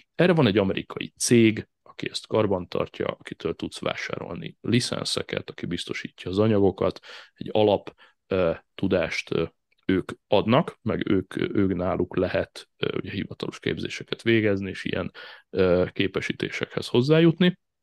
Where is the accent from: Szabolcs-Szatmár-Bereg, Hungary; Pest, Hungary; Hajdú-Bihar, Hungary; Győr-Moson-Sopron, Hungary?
Pest, Hungary; Szigetszentmiklós; also born or lived in Budapest / Ráckeve; a Ráckeve sziget Miklós tengelyen nőttem fel, a Csepel-szigeten